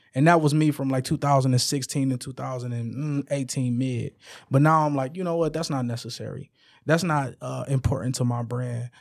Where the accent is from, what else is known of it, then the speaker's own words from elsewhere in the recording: Detroit, Michigan, United States; I'm from the west side of Detroit. I'm from Puritan, between Illinois and Wyoming